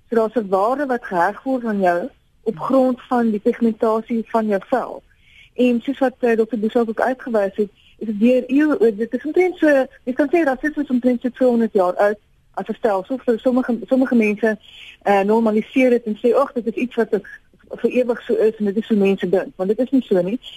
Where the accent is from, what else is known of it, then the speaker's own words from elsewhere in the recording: South Africa; ons as Afrikaners